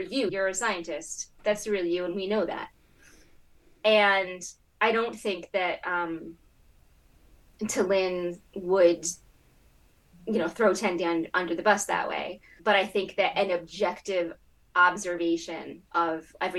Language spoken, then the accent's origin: English; Connecticut, United States; I'm from Connecticut and I'm also from America.